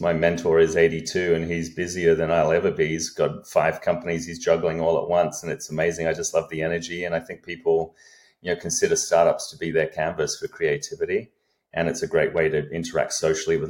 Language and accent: English; Australia; moved away as an adult; now in United States; I'm an Australian by upbringing, have been in the US for a few decades here, came over on an athletic scholarship to college